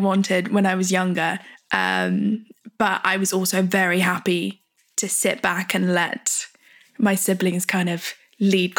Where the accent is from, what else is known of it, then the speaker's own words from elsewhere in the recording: United Kingdom; being British